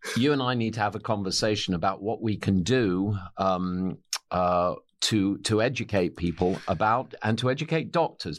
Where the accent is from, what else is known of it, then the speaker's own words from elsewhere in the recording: England, United Kingdom; I'm an, I'm an Englishman.